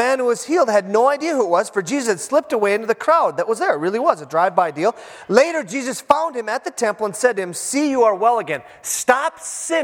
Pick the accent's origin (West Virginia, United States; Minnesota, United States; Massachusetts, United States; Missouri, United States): Minnesota, United States; Iron Range; I am from the Iron Range